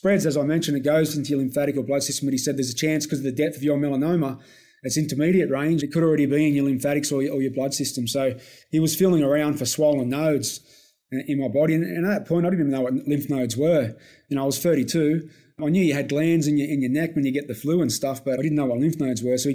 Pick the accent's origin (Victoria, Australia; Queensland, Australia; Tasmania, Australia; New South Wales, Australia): New South Wales, Australia; Campbelltown; growing up in Campbelltown in a little town called Ayres